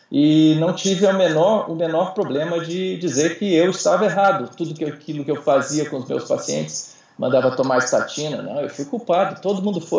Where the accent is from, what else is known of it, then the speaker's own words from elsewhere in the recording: Brasília, Federal District, Brazil; Então, uh, eu sou aqui de Brasília.